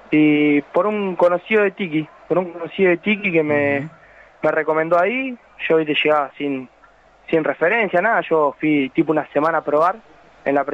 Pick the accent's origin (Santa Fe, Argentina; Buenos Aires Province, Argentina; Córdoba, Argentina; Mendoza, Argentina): Santa Fe, Argentina; El Trébol; also born or lived in Venado Tuerto; a los 10 años a vivir allá y bueno, hice todas mis inferiores en un equipo ahí del pueblo en el Trébol